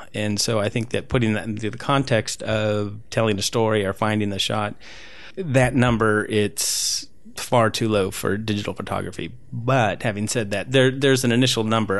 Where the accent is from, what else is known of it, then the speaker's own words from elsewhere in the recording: Whittier, California, United States; also born or lived in Peru; I, I grew up, grew up here